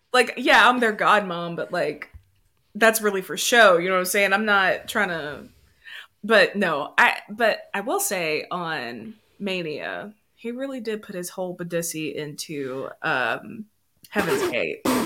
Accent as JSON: {"language": "English", "town": "Memphis", "region": "Tennessee", "country": "United States", "said": "I am from Memphis"}